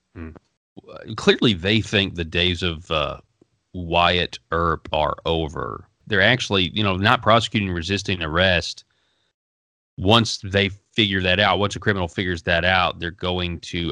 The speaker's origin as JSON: {"language": "English", "region": "Arkansas", "country": "United States", "said": "I'm from Arkansas"}